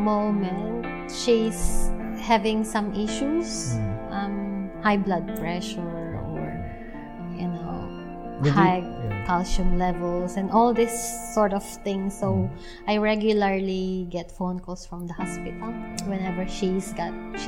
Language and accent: English; Calapan, Mimaropa, Philippines; moved away as an adult; also born or lived in Quezon City, Philippines; now in New Zealand; I came from Calapan City in Oriental Mindoro.